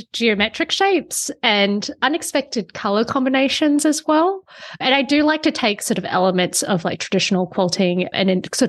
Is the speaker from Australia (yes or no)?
yes; Australia; moved away as an adult; now in New York City, United States; I'm actually originally from Australia, but I'm currently living in New York City. So I got married to an American.